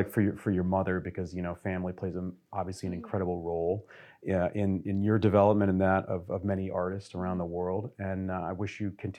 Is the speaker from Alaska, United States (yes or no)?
no; Detroit, Michigan, United States; I'm from Detroit